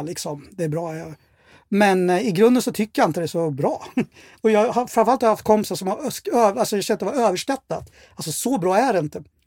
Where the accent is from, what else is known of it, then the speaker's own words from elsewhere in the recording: Örebro, Örebro County, Sweden; jag är uppväxt i Örebro och har bott där hela mitt liv. Då, sen jag kom julen 72 till Sverige